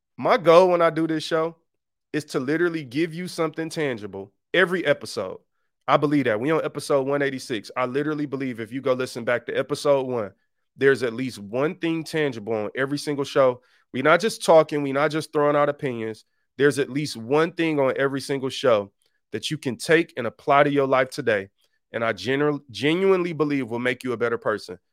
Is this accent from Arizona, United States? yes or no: no; Detroit, Michigan, United States; I grew up on Seven Mile in Detroit.